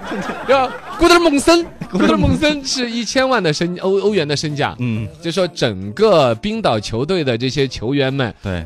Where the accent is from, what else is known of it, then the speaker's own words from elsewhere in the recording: China; 我们中国人的乒乓球文化